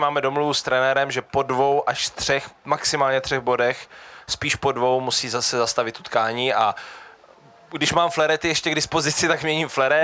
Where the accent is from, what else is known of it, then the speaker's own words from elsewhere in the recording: Brno, South Moravian Region, Czechia; já jsem se narodil v Brně